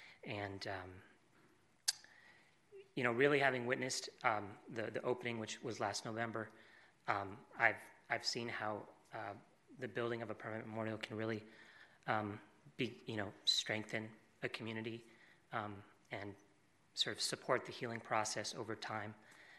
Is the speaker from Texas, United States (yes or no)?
no; Connecticut, United States; I grew up in Connecticut